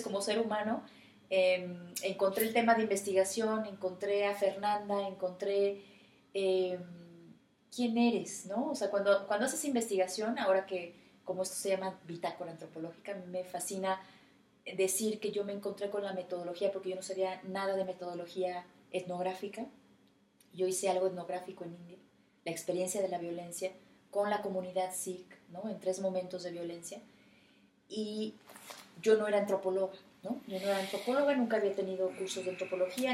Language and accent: Spanish; Mexico; yo soy mexicana